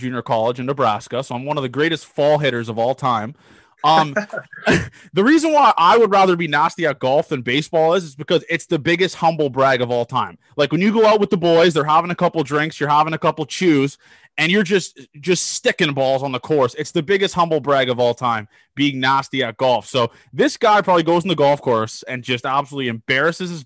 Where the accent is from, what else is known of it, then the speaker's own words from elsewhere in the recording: Toronto, Ontario, Canada; I'm from Toronto